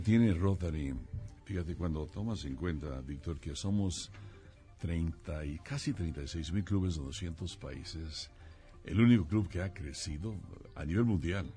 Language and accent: Spanish; Mexico; soy el segundo mexicano para ocupar la presidencia mundial